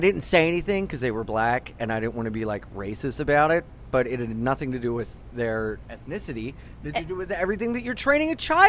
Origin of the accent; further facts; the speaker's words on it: Wilmington, Delaware, United States; moved away as an adult; now in New York, United States; I was from Wilmington, Delaware